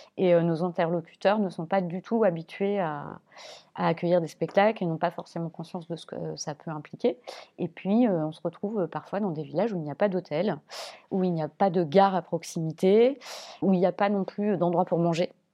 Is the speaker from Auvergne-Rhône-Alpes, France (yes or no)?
yes; Clermont-Ferrand, Auvergne-Rhône-Alpes, France; Je viens de Clermont-Ferrand qui, à l'époque, était une ville plutôt orientée sur le théâtre